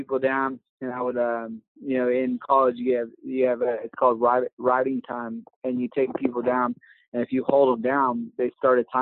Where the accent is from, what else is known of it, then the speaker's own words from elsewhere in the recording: Dallas, Texas, United States; moved away; I grew up in around the Dallas area